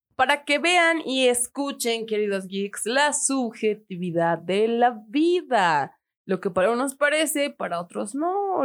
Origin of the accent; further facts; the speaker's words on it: Tarija, Bolivia; del barrio, el molino, de la tierra, chura tierra, chapaca